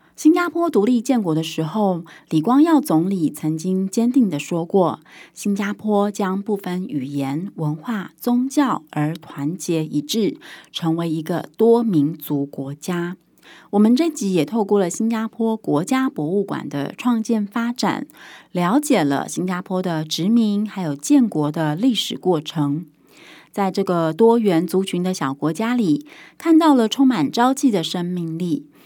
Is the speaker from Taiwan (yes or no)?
yes; Taiwan; 那身为台湾人的我